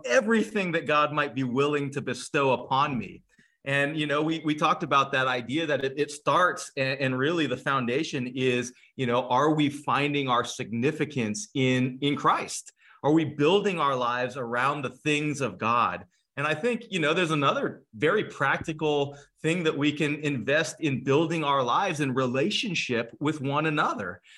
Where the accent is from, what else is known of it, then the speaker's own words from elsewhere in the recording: California, United States; now in Cleveland, United States; I'm from California originally